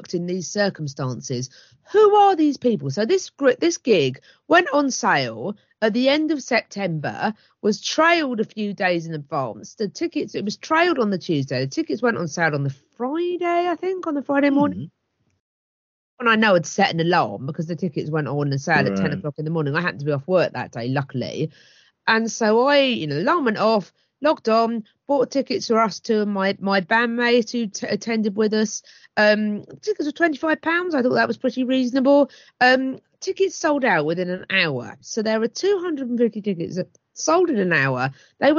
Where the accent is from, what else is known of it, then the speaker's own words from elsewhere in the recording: Hastings, South East England, United Kingdom; my hometown of Hastings